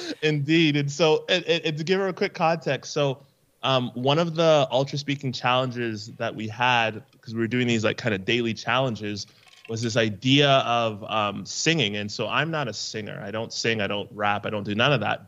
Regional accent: Canada; I'm from Canada

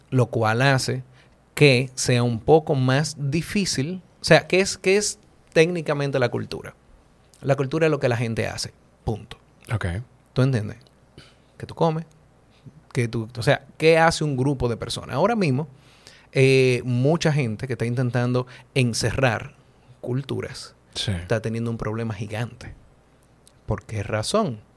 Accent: Honduras; Yo soy de Honduras.

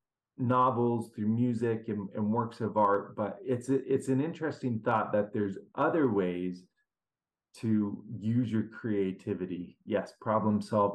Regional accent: Seattle, Washington, United States; I grew up in Seattle

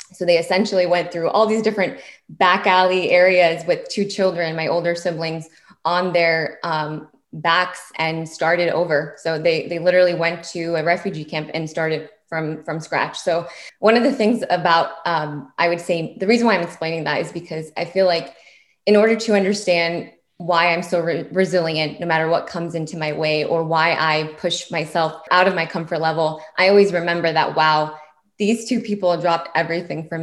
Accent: Springfield, Virginia, United States; I grew up in Springfield, Virginia. So Fairfax County in Virginia.

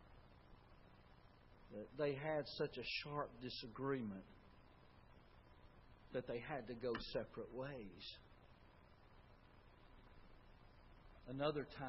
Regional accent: Tuscaloosa, Alabama, United States; I grew up in Tuscaloosa

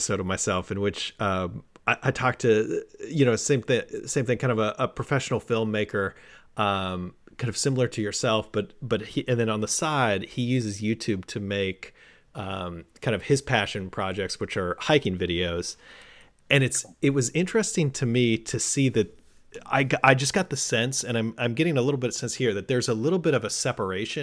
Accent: Southern California, United States; I grew up in Southern California near the beach

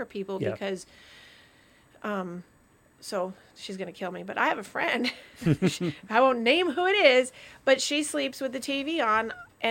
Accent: Vermont, United States; because I grew up in Vermont, so I'm like, oh, this is wonderful.

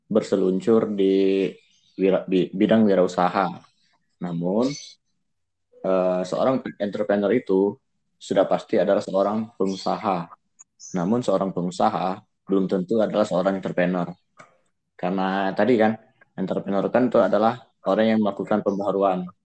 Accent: Prabumulih, South Sumatra, Indonesia; Uh, kalau saya sendiri dari Prabu Muli, Provinsi Sumatera Selatan ya.

